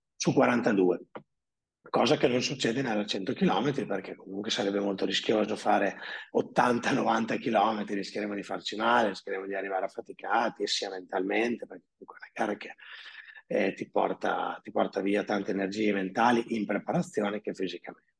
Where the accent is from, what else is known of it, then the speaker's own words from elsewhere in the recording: Emilia-Romagna, Italy; also born or lived in Predappio; abito a Predappe, sono romagnolo